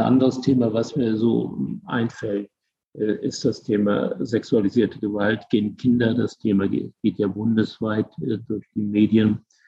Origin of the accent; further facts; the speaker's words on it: Germany; now in Bremen, Germany; Ich bin ja groß geworden in der Eifel, in einer total schwarzen Gegend